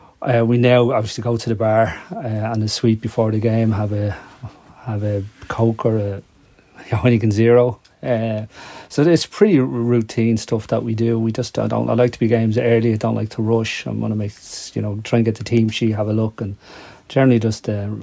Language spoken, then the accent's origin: English; Dublin, Leinster, Ireland; When I was growing up in Drimna